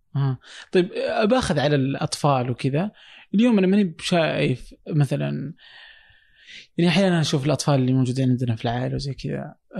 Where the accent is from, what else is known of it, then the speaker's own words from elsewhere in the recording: Saudi Arabia; عندنا في السعوديه